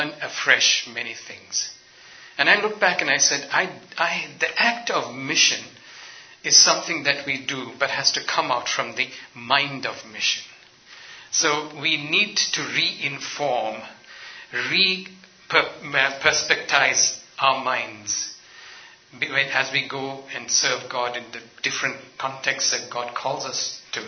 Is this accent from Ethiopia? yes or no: yes; Ethiopia; moved away; also born or lived in north India; I am ethnically and culturally an Indian, but I grew up in Africa, in Ethiopia